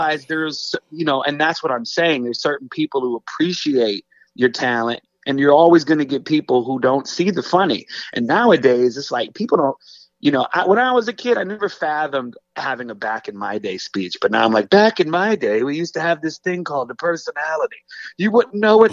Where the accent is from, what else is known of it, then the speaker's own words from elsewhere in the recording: Racine, Wisconsin, United States; now in the South, United States; I grew up in Racine, Wisconsin is where I was born, but I grew up on the border